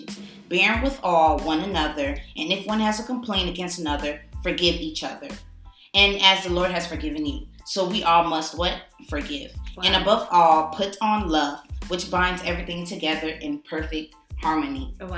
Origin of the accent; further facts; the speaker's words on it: Canada; also born or lived in Ghana; yes, I'm from Canada.